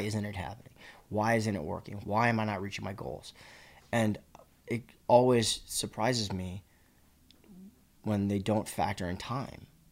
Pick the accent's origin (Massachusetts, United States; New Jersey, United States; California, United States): Massachusetts, United States; Boston; moved away; when I grew up in Boston